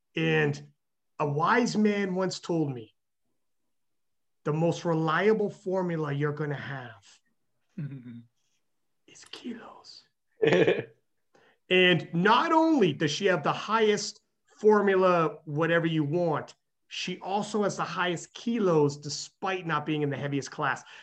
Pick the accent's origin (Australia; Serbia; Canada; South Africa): Canada; I'm Canadian